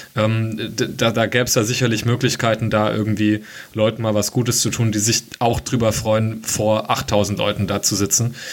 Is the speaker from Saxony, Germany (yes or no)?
no; Hesse, Germany; ich komme ja nicht aus Dortmund und auch nicht aus NRW, bin aus Hessen